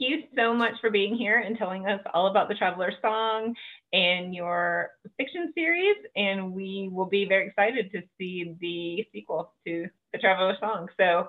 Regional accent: South Georgia, United States; So I grew up in South Georgia

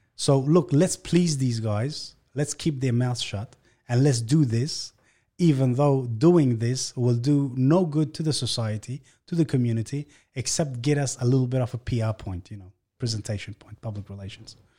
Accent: Australia; born or raised there; also born or lived in Afghanistan

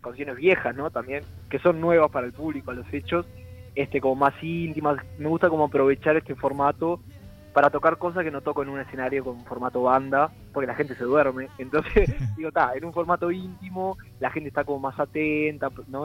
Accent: Ciudad de la Costa, Canelones, Uruguay; also born or lived in Montevideo; toda mi vida viví acá en la costa. eh, nacer nací en Montevideo, como casi todos, pero sí, desde chiquito que estuve acá en la costa

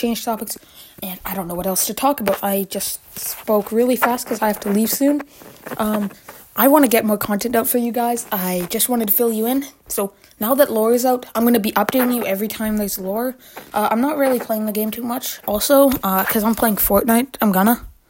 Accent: Canada; I'm Canadian

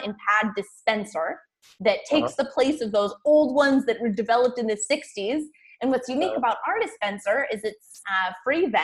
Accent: Ohio, United States; I'm a girl from Ohio.

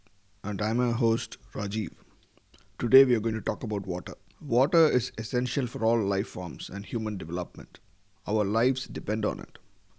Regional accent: Madurai, Tamil Nadu, India; Madurai, my hometown

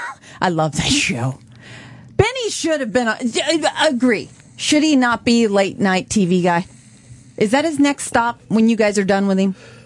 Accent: East St. Louis, Illinois, United States; now in Florida, United States; I grew up in East St. Louis, Illinois, since I've been 4 years old.

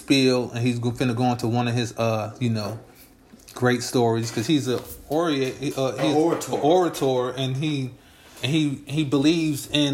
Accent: Chicago, Illinois, United States; I'm a nigga from Chicago

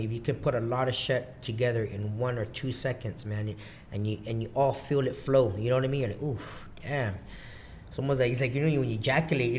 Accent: Guam; also born or lived in Seattle, Washington; I'm fucking from Guam

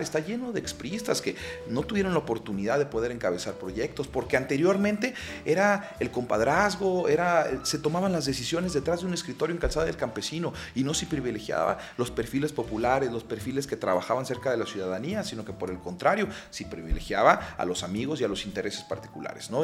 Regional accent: Guadalajara, Jalisco, Mexico; also born or lived in Mexico City; yo soy tapatío, mi ascendencia de, mi familia es de la zona de la ribera del lago de Chapala, pero yo soy nacido, criado y avecinado aquí en la ciudad de Guadalajara

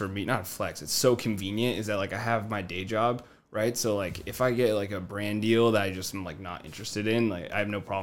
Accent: Colorado, United States; I'm from Colorado, from the mountains, but I did a year in Denver a year ago

